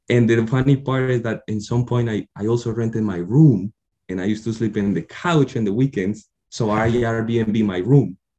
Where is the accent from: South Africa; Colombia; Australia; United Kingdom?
Colombia; English is a second language; moved away as an adult; now in United States; I was born and raised in Colombia